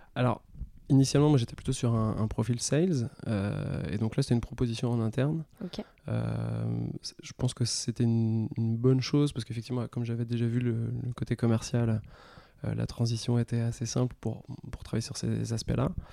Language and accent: French; Brittany, France; moved away as an adult; now in Paris, France; je suis breton, j'ai grandi en Bretagne